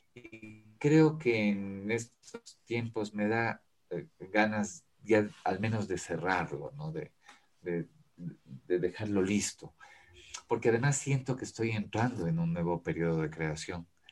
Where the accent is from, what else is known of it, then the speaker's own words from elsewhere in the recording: Quito, Pichincha, Ecuador; also born or lived in Ambato; La, ciudad a la que yo he, pertenecido y he vivido y eh, eh, he vivido eh, su pulso, su movimiento, es Quito